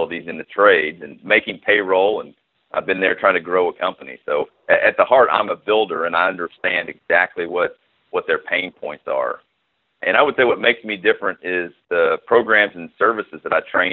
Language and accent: English; Knoxville, Tennessee, United States; my hometown of Knoxville